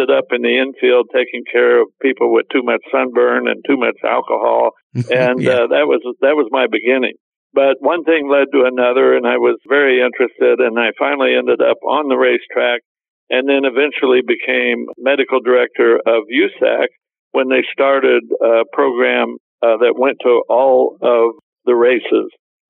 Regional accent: Indianapolis, Indiana, United States; I grew up in Indianapolis, and as a result of that, I became a race fan at a very young age.

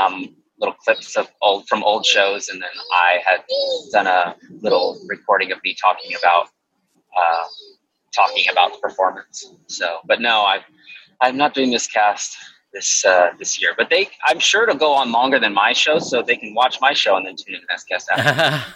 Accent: Texas, United States; accent: New York; I grew up in Texas, which doesn't make any sense. Not that I did grow up in Texas, but that I have a natural New York accent.

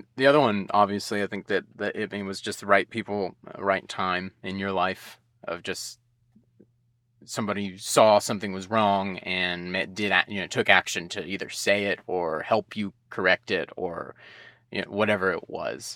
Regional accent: United States; growing up in the United States

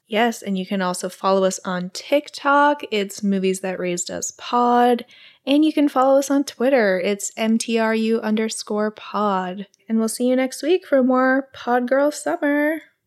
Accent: Singapore; moved away; also born or lived in New York; I grew up in Singapore

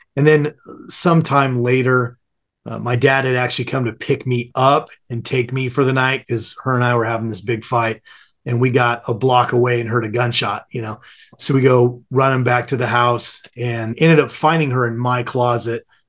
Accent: Southern California, United States; I grew up in Southern California, sunny Southern California

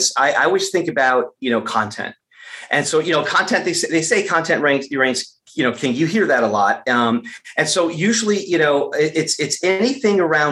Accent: Michigan, United States; I was born and raised in Michigan

